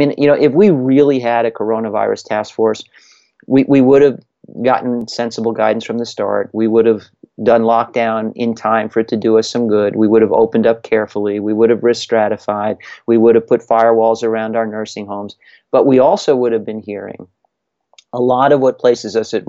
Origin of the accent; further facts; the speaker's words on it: Connecticut, United States; my home state of Connecticut